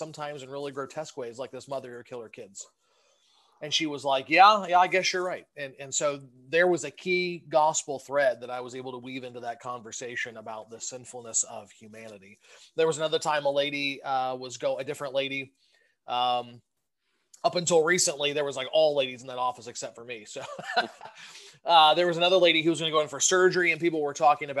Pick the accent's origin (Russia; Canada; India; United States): United States; Southern Ohio; moved away as an adult; also born or lived in Michigan; now in Westchester, United States; I'm originally from Southern Ohio